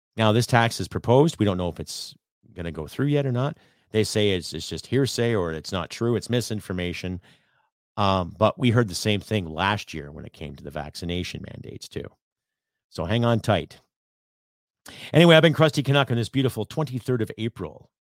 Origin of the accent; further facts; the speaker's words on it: Canada; I'm Canadian